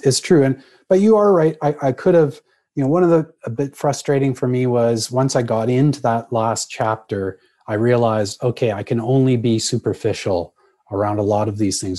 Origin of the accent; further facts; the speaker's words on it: Canada; I'm a Canadian